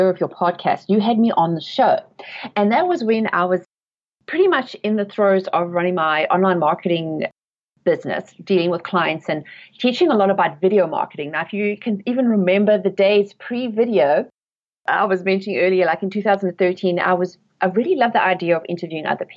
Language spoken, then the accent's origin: English; South Africa; moved away as an adult; also born or lived in England; now in United States; I was born and raised in South Africa, and I've lived in England, but I have been in the USA for 12 years now.